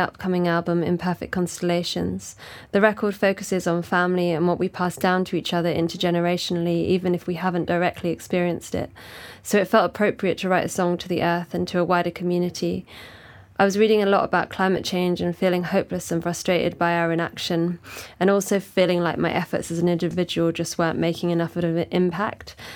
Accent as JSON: {"language": "English", "region": "London", "country": "United Kingdom", "said": "I'm a songwriter from South East London."}